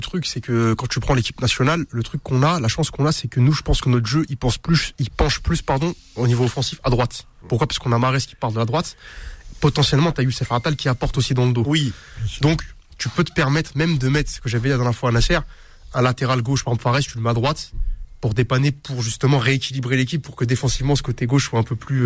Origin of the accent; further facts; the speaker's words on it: Algeria; je suis un Algérien